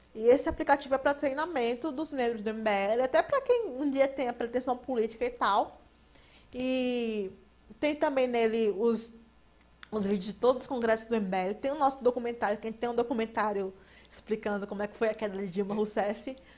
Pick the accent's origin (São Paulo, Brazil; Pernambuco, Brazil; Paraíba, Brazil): Paraíba, Brazil; also born or lived in João Pessoa; que tem a vergonha de dizer que é paraibano